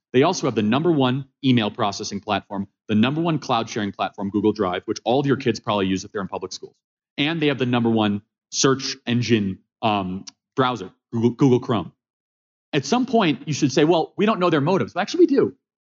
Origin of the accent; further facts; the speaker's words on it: Midwest, United States; I knew the Walker family growing up in the Midwest of our country